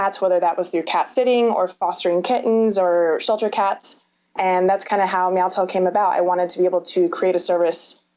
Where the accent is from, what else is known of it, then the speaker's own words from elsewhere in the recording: San Diego, California, United States; also born or lived in Berkeley, California / Richmond, Virginia; hometown is San Diego, California.